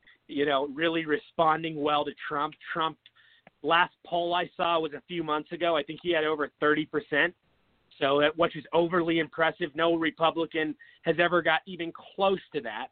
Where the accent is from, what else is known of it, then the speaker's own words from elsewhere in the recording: Seattle, Washington, United States; moved away as an adult; now in Phoenix, United States; I was born and raised in Seattle. I moved to Phoenix, Arizona about 8 years ago